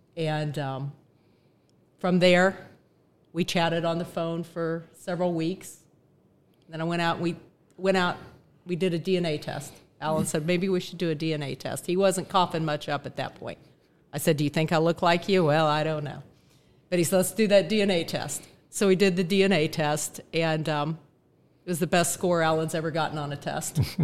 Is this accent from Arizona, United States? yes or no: yes; Phoenix, Arizona, United States; I was born in Phoenix, Arizona, nineteen sixty-seven